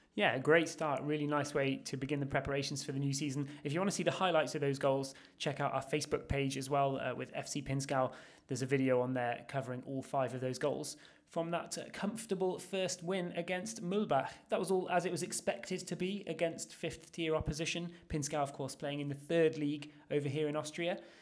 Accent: England, United Kingdom; We're all from England

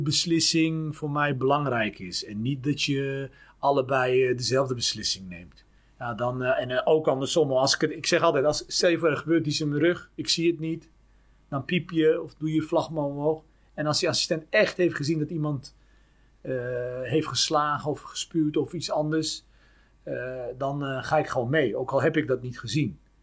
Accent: Utrecht, Netherlands; ik ben opgegroeid in Lombok

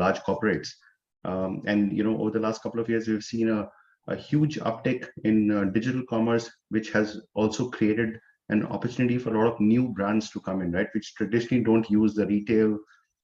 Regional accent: Chamba, Himachal Pradesh, India; moved away as an adult; also born or lived in Chandigarh / Delhi / Hyderabad; now in New Jersey, United States; originally I'm from India, from a town called Chamba in Himachal Pradesh. I was born and brought up there

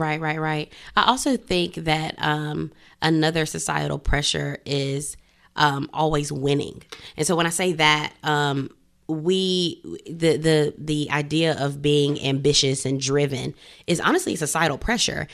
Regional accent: Greenville, South Carolina, United States; growing up in Greenville, South Carolina

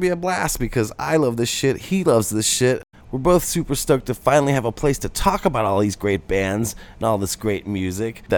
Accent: St. Louis, Missouri, United States; I'm from St. Louis

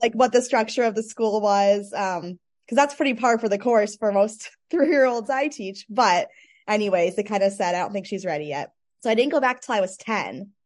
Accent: Michigan, United States; I grew up dancing in Michigan

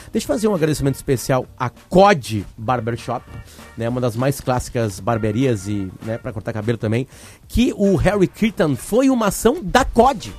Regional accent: Uruguay; sou uruguaio

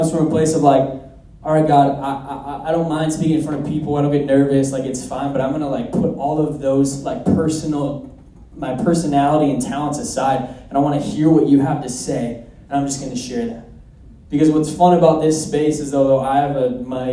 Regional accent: Minnesota, United States; I'm from Minnesota

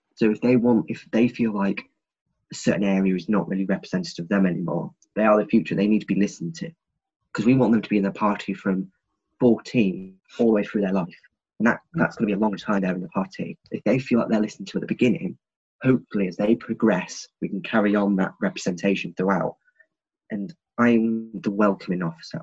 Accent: Grimsby, Yorkshire and the Humber, United Kingdom; I'm from Great Grimsby, and I'm proud to be from here

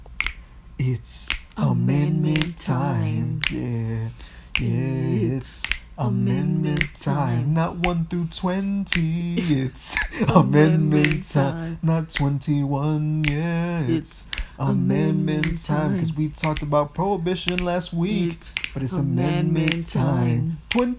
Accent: Miami, Florida, United States; we're from Miami

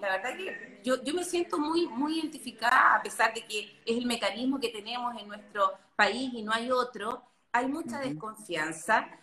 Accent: Chile; como chilenos

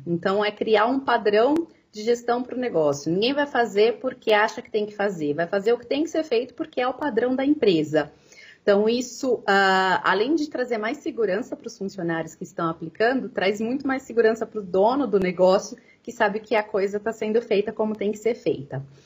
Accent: Americana, São Paulo, Brazil; eu sou de Americana, tá? É, pertinho de Campinas

